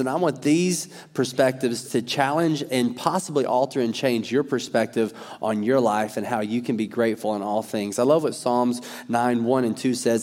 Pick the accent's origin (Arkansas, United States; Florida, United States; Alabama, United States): Arkansas, United States; I'm from Arkansas